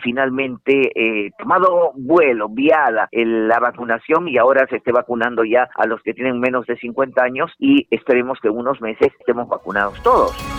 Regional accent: Arequipa, Peru; Arequipa, eh, que por cierto es mi tierra, yo soy arequipeña

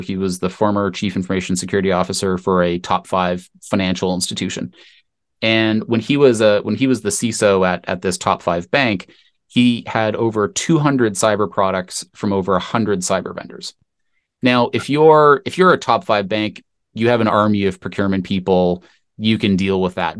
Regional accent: Canada; I am Canadian, company was, was based in Canada

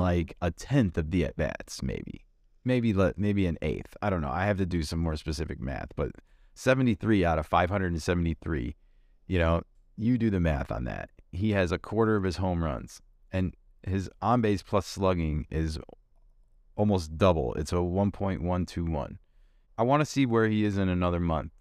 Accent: Chicago, Illinois, United States; born and raised in Chicago

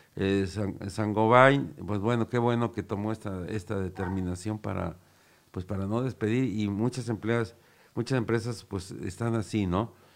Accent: Cuautla, Morelos, Mexico; los que somos aquí de Cocla

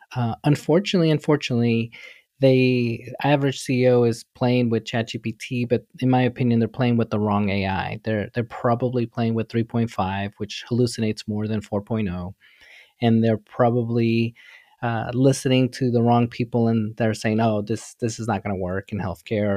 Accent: New York City, New York, United States; I grew up in New York City, really humble beginning, literally with nothing.

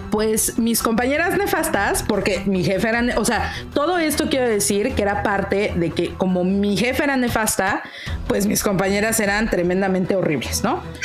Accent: Mexico City, Mexico; Ciudad de México

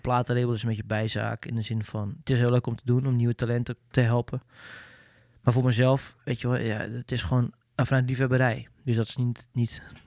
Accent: Netherlands; als Nederlander

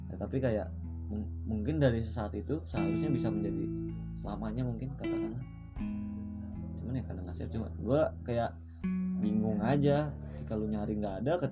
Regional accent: North Sumatra, Indonesia; kalau di gua tuh Batak tuh misalkan gua mau nikahin cewek marga apa

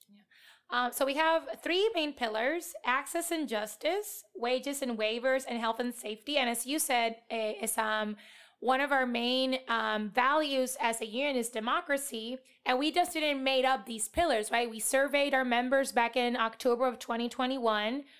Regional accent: Puerto Rico; moved away as an adult; now in United States; I was born and raised in Puerto Rico, which is a colony of the U S.

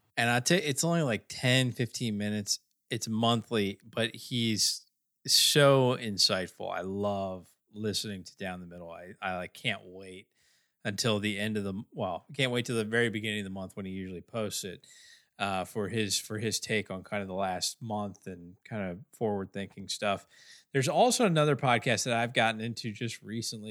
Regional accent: Bel Air, Maryland, United States; right in my hometown, right down the street in Bel Air

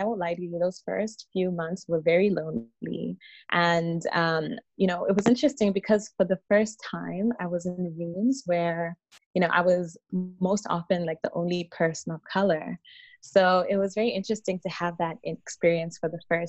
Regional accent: Zimbabwe; moved away as an adult; now in Ottawa, Canada; I was born in Zimbabwe, and I spent the majority of my childhood and adolescence there

